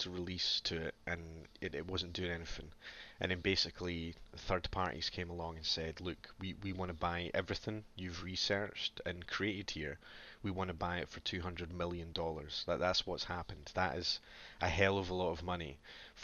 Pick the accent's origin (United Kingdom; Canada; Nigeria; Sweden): United Kingdom; Scotland; being Scottish